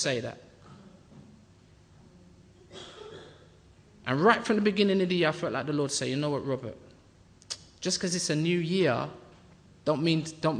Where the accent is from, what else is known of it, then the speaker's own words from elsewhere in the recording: Jamaica; I'm Jamaican